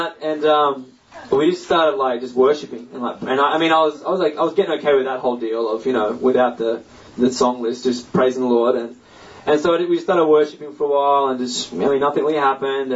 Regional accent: Australia; I'm from Australia

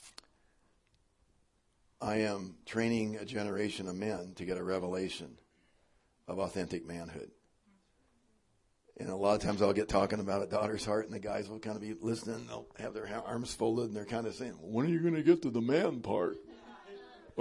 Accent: Spokane, Washington, United States; my home state, Washington and Spokane

